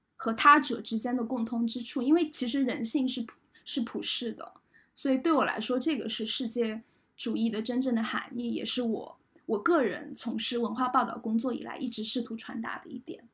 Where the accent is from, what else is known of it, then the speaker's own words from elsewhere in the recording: Jiangsu-Zhejiang, China; 因为我是江浙人